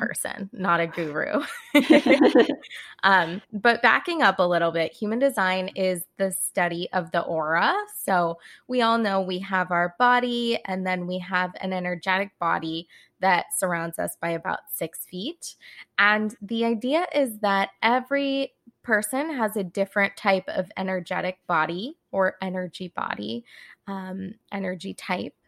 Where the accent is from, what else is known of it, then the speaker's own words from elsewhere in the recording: California, United States; moved away as an adult; also born or lived in Boston; I'm from California originally. I grew up kind of around those spiritual hippie vibes